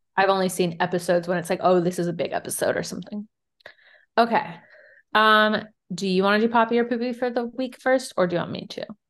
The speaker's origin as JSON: {"language": "English", "region": "Virginia", "country": "United States", "said": "We're from Virginia"}